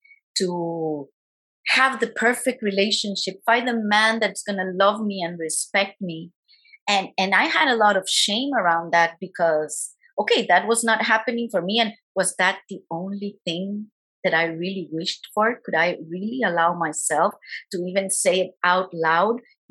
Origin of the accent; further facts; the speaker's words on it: Guatemala; I am from Guatemala